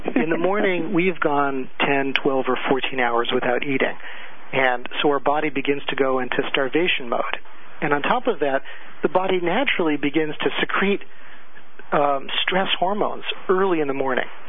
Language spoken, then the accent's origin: English; California, United States; moved away; I come from California originally, and there we're very much into holistic medicine